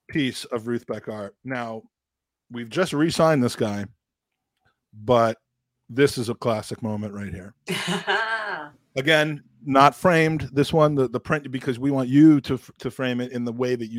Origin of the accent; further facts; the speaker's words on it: Washington, District of Columbia, United States; my hometown or near hometown of Washington, D.C.